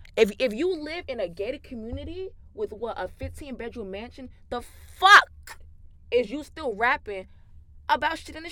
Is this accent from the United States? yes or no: yes; New York, United States; I'm from New York.